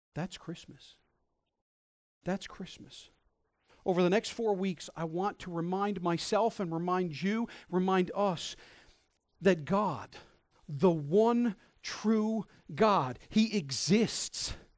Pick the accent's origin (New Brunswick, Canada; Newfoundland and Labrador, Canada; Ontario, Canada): Newfoundland and Labrador, Canada; in my forty-odd years of life, I've taken being a Newfoundlander for granted